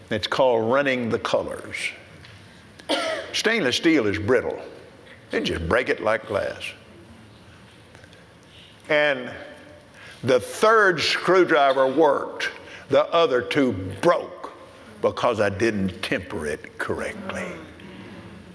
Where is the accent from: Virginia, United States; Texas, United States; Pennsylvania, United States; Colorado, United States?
Texas, United States; I'm from Texas